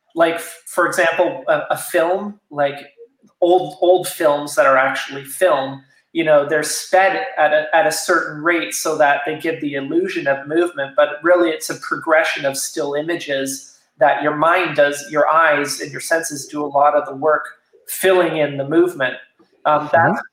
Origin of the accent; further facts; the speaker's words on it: Toronto, Ontario, Canada; moved away as an adult; now in Wellington, Canada; I grew up in Toronto, but I've been living in, in this area of small towns for the last 20 years, essentially.